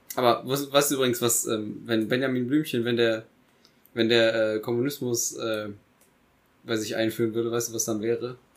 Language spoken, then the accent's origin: German; Eifel, Germany; ich komme aus der Eifel